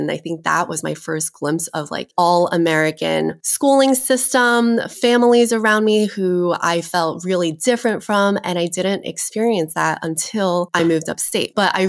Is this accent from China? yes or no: yes; China; So I think my childhood was somewhat different in the fact that I came from China.